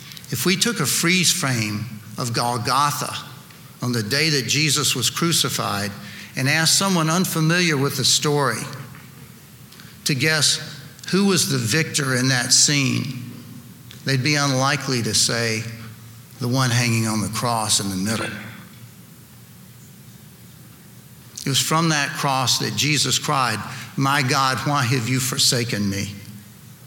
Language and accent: English; Lynchburg, Virginia, United States; born or raised there; also born or lived in Tennessee